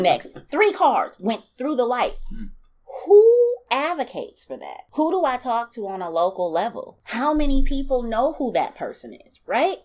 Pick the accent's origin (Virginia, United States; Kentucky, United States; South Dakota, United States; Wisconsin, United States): Wisconsin, United States; Milwaukee; Born and raised in Milwaukee